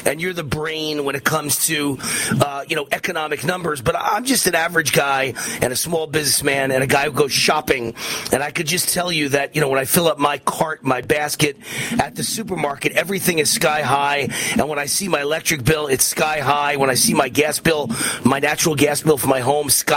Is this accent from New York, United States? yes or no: yes; New York, United States; I'm from New York